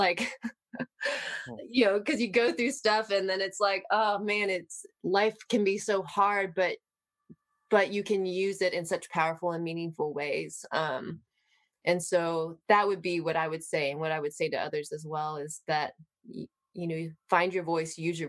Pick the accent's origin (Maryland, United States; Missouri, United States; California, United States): Maryland, United States; Baltimore; I'm originally from Baltimore, Maryland